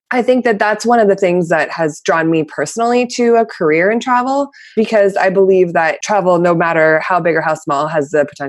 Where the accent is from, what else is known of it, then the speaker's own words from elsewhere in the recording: Canada; born there; I was born in Canada, so I traveled back and forth a lot between Canada and the U.S.